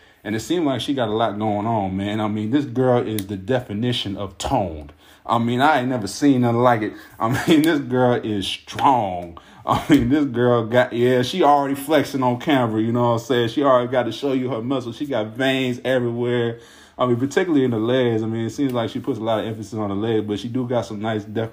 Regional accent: Ohio, United States; I'm from Ohio.

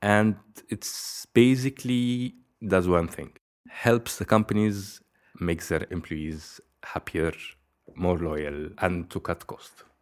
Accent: Egypt; moved away as an adult; now in Belgium; I'm originally from Egypt.

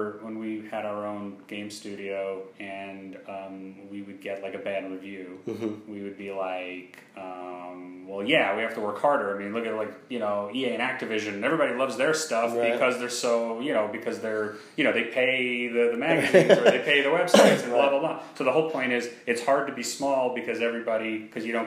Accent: New York, United States; moved away as an adult; now in Orlando, United States; I've been in New York my whole life

